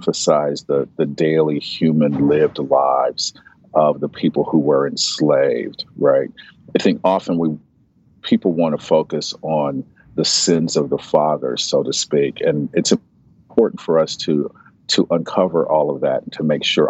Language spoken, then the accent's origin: English; United States; as an American, as a Black American who's descended from enslaved people